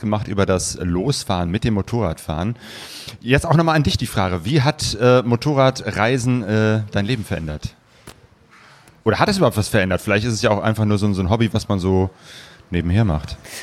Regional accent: Essen, North Rhine-Westphalia, Germany; ich komme ja aus Essen, dem Ruhrgebiet

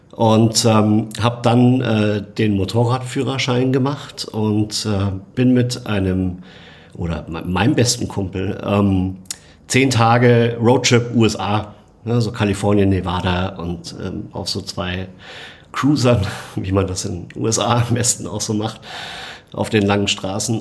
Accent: Munich, Bavaria, Germany; meine Heimatstadt München

